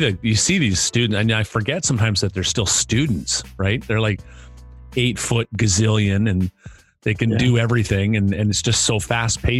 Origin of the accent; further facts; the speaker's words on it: Canada; I'm Canadian